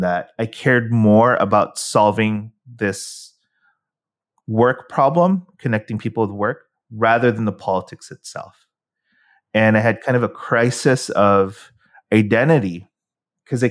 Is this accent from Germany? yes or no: no; San Francisco, California, United States; moved away as an adult; now in Philippines; I grew up in San Francisco, the mecca of all startups.